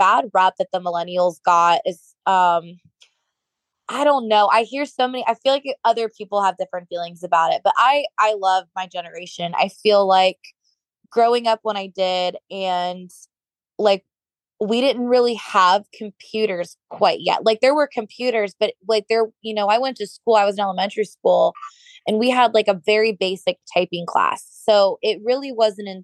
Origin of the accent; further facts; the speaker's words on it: Florida, United States; accent: northern; also born or lived in Minnesota; I actually grew up down here. We moved to Florida when I was 7